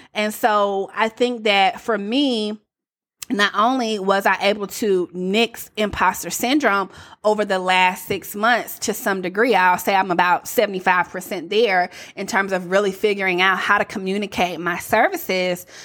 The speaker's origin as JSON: {"language": "English", "region": "the South", "country": "United States", "accent": "Southern", "said": "I was a little too Southern"}